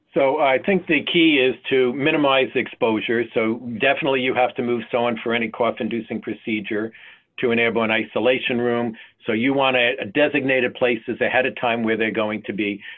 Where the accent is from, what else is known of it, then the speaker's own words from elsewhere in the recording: North Carolina, United States; my home state of North Carolina